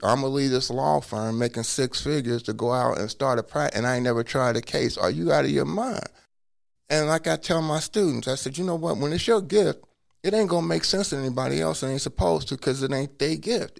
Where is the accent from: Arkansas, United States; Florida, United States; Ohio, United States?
Ohio, United States; Cincinnati; now in Hawaii, United States; I was born in Cincinnati, and I was born in 1963, but I was placed into an orphanage